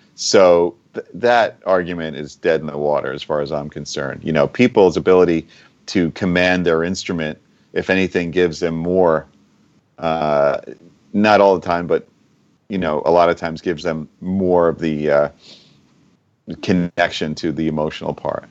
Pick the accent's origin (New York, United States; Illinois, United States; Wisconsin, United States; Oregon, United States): New York, United States; Long Island; also born or lived in Boston; I grew up on Long Island and New York